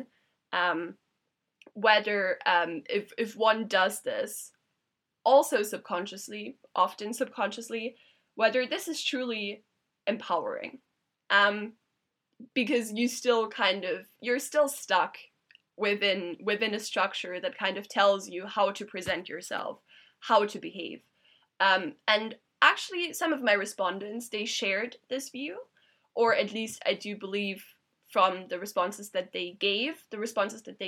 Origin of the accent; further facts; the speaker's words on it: Germany; moved away; I'm originally from Germany